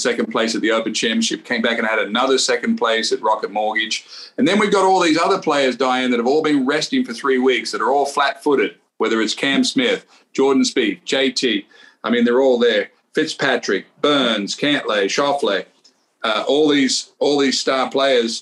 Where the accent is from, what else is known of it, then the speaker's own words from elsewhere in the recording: Australia; I'm Australian